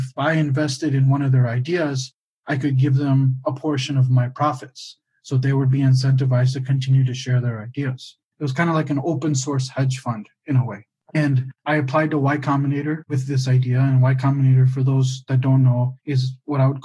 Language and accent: English; Michigan, United States; now in Albuquerque, United States; I grew up in Michigan. My dad was in the automobile industry